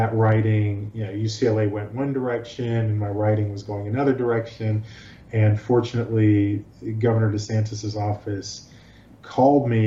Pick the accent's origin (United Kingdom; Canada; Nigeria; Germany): Nigeria; also born or lived in New York / Los Angeles; now in Florida, United States; I was born in Nigeria.